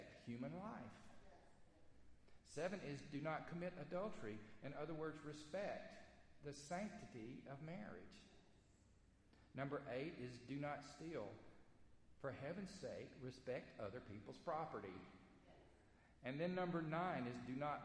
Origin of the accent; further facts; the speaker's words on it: the South, United States; accent: Southern; we're from the South, most of us are from the South, I'm going to do this in Southern speak